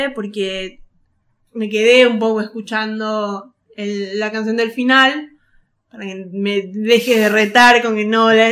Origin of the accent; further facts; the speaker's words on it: Tucumán, Argentina; Como tucumana jamás lo entenderé.